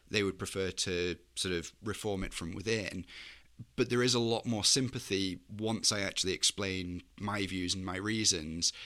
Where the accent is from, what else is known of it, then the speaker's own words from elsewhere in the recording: Chester, North West England, United Kingdom; moved away; also born or lived in Daejeon, South Korea; I'm from a small town called Chester. It's sort of northwest, sort of thirty minutes away from Liverpool and Manchester.